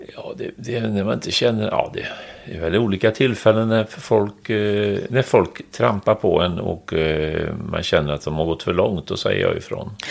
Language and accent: Swedish; Trollhättan, Västra Götaland, Sweden; moved away as an adult; jag kommer från Trollhättan